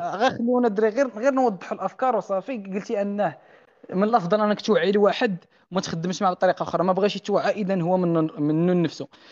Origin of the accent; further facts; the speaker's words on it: Morocco; هذا المجتمع ديالنا حنا مغربي كاسلامي